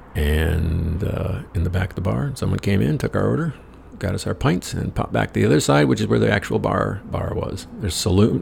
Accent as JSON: {"language": "English", "country": "United States", "said": "I said, America."}